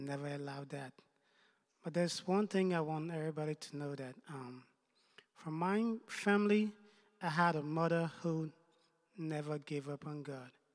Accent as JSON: {"language": "English", "country": "Liberia", "tie": "born or raised there", "also_born_or_lived": "United States", "moved": "yes", "lives_now": "Canada", "said": "I was born in Liberia. Um, I lived in the United States for a couple of years before moving to Canada about a year ago"}